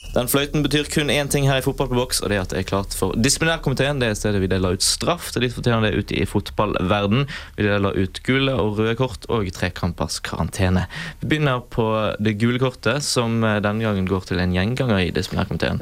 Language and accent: Norwegian; Bergen, Vestland, Norway; jeg er bergenser